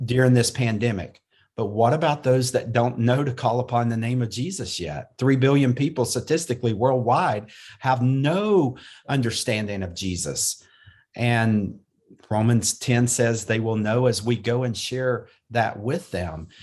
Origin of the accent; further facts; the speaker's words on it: North Carolina, United States; I was born and raised in North Carolina